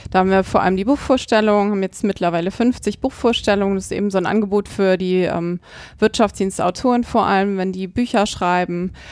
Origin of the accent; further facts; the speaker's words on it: Hamburg, Germany; oder als Hamburger natürlich auch Susanne Schmidt